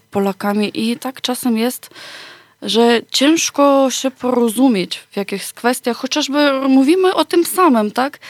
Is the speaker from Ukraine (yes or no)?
yes; Ukraine; Polish is a second language; moved away as an adult; now in Poland; u nas na Ukrainie